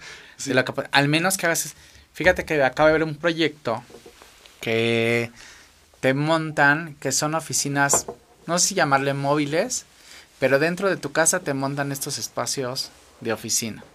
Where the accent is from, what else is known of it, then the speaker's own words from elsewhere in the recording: Mexico; como mexicano